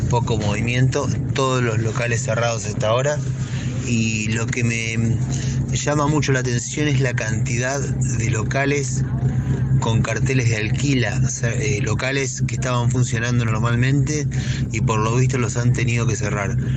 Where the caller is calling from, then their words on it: Mar del Plata, Buenos Aires Province, Argentina; de Mar del Plata